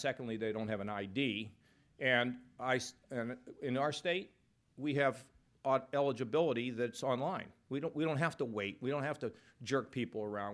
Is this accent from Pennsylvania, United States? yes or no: yes; Pittsburgh, Pennsylvania, United States; now in Ohio, United States; I'm from Pittsburgh